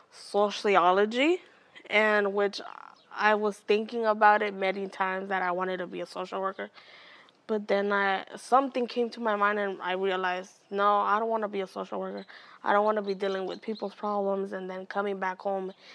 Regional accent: Oakland, California, United States; I was born here in Oakland. My family is from Honduras, Central America.

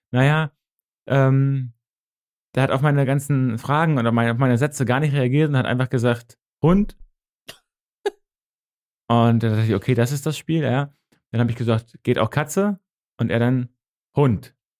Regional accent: Northern Germany, Germany; accent: norddeutsch; Ich habe halt dieses norddeutsche Kurze

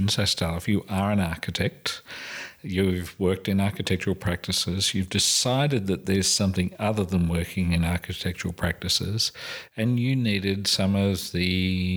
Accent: England, United Kingdom; accent: English; my English accent

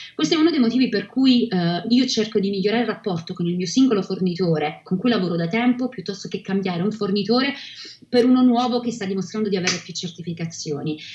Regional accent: Reggio Calabria, Calabria, Italy; moved away as an adult; also born or lived in Rome / Milan / Vancouver; now in London, United Kingdom; sono nata a Reggio Calabria e dopo aver vissuto tra Roma, Milano e Vancouver Oggi vivo a Londra da quasi sette anni

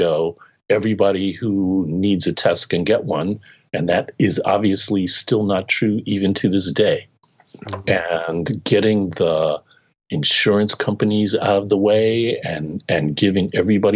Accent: New York City, New York, United States; moved away; also born or lived in Massachusetts; I grew up in New York City.

